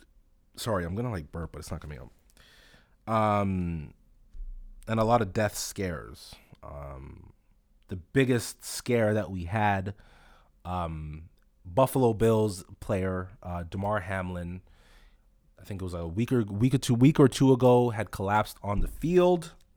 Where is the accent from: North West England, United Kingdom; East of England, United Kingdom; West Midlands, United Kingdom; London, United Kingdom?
London, United Kingdom; I'm from London.